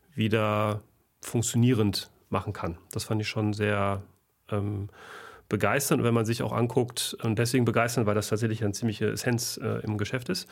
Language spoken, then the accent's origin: German; Germany; bei uns in Deutschland